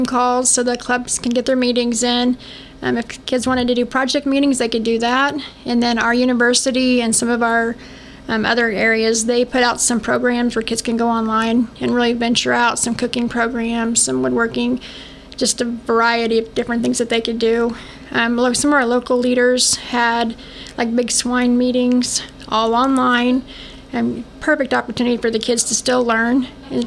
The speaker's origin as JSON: {"language": "English", "town": "Fort Scott", "region": "Kansas", "country": "United States", "tie": "born or raised there", "moved": "yes", "lives_now": "Vernon County, United States", "said": "I grew up in Fort Scott, in Northeast Scott, 4-H Club."}